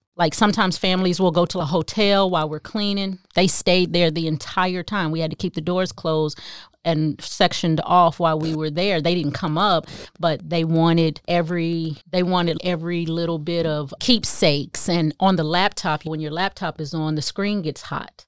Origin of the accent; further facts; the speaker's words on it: Kansas City, Missouri, United States; moved away as an adult; also born or lived in Phoenix; I went home to Kansas City 'cause I'm from Kansas City